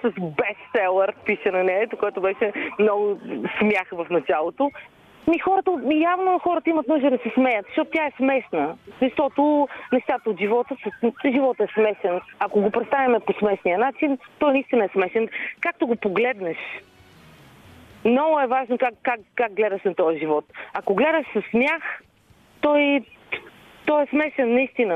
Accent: Vidin, Vidin Province, Bulgaria; accent: north-western dialect; написах две-три истории за Леди Гергана на северо-западен диалект, защото аз съм от Видин.

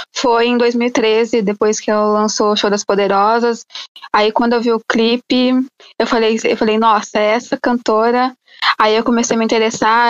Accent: São Paulo, Brazil; Eu de São Paulo

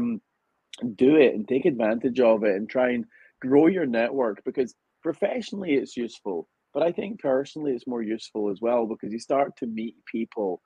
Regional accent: Scotland, United Kingdom; moved away as an adult; now in United States; because I'm Scottish

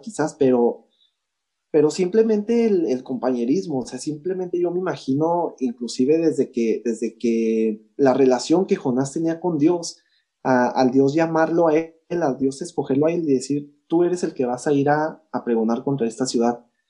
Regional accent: Chihuahua, Mexico; also born or lived in El Paso, Texas; yo soy mexicano, yo soy, mis raíces son mexicanas, ¿verdad? Y soy 100% chihuahuense

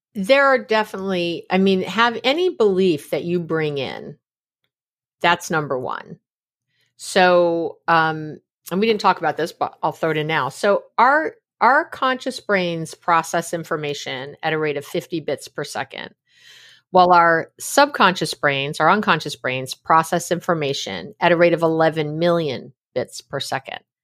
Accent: New York City, New York, United States; also born or lived in San Francisco Bay Area, California; now in East Bay, United States; I was born in New York City. Uh, I'm a New York City girl. I'm a New Yorker, but I live here in the Bay Area

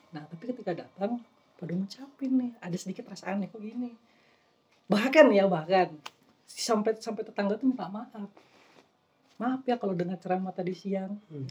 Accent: Kalimantan, Indonesia; moved away; waktu kecil kan waktu tinggal di Kalimantan

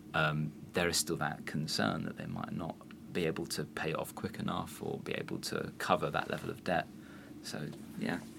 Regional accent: London, United Kingdom; as a Londoner

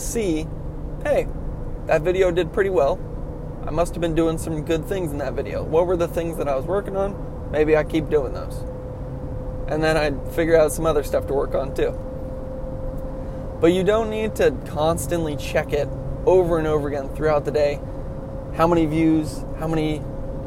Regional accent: California, United States; I'm a Californian.

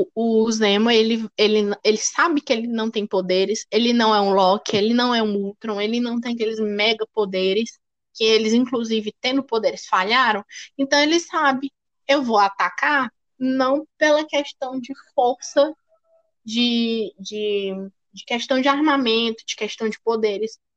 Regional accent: Brazil; nós somos brasileiras.

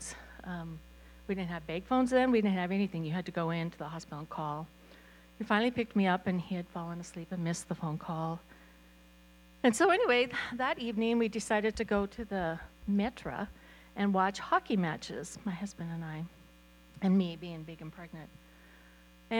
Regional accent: Glasgow, Montana, United States; also born or lived in Malta, Montana; I grew up in Glasgow. I was raised here.

